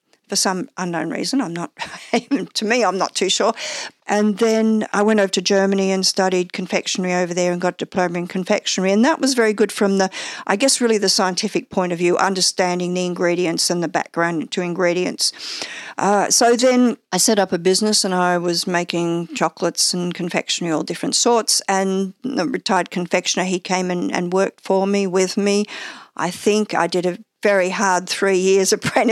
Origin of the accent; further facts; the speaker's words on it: Cobram, Victoria, Australia; also born or lived in Warragul, Victoria / Drouin, Victoria; now in Melbourne, Australia; I was born in Gippsland in Warrigal, and family lived in Druin, which is actually not too far from where we are in Melbourne. It's probably about a 40-odd minute drive out into the country. And then from there, we moved to a citrus orchard in Cobram. So, you know, we had very much a country upbringing